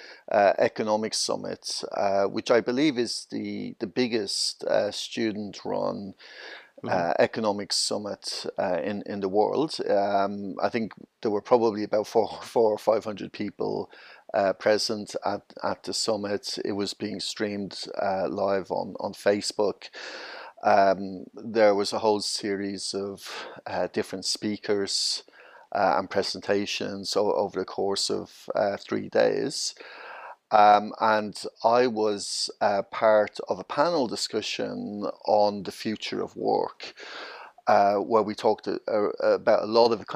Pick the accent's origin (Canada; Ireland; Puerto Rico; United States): Ireland; Dublin, Leinster; moved away as an adult; now in London, United Kingdom; I'm originally from Dublin, Ireland. I moved over to the UK about 22 years ago, so I've been living in London.